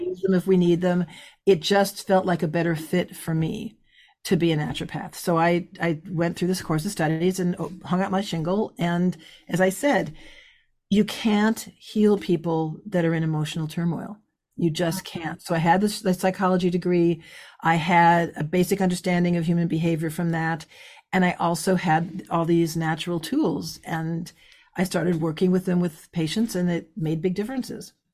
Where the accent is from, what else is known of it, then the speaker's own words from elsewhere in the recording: California, United States; moved away as an adult; also born or lived in Midwest; I'm from California. I'm a psychobiology major.